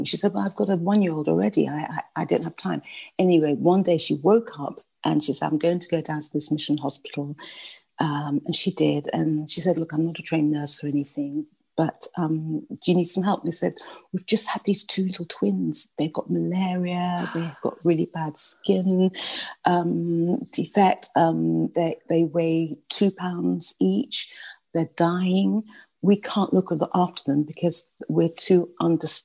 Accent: London, United Kingdom; accent: British; moved away; I was brought up in a very white middle class area in London.

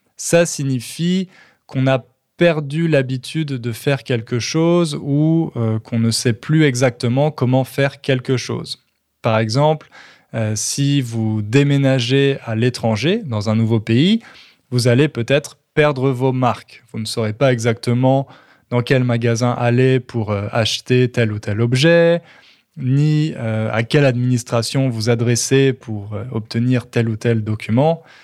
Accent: Châteauroux, Centre-Val de Loire, France; now in Châteauroux, France; on a déménagé en France. Et plus particulièrement dans ma ville natale, à Châteauroux

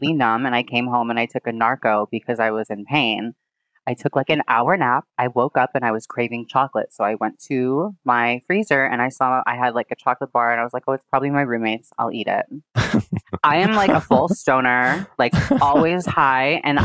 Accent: South Dayton, New York, United States; moved away; also born or lived in Miami / Los Angeles; I grew up in Western New York in like a tiny town outside of Buffalo called South Dayton

